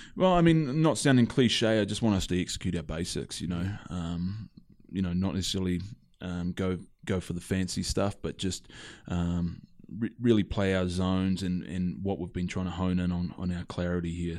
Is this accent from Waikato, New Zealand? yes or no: no; Christchurch, Canterbury, New Zealand; also born or lived in Ireland; born and raised in New Zealand, uh, Christchurch, New Zealand